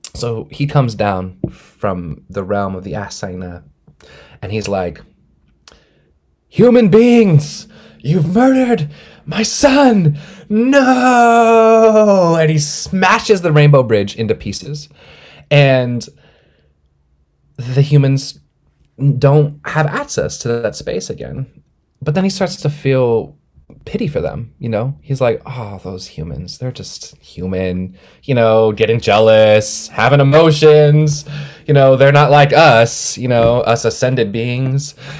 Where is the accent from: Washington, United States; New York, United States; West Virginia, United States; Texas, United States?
Washington, United States; Snohomish, Swinomish and Duwamish territory; I was born and raised in Snohomish and Swinomish territory, and uh, also in Dobbs territory, Duwamish territory.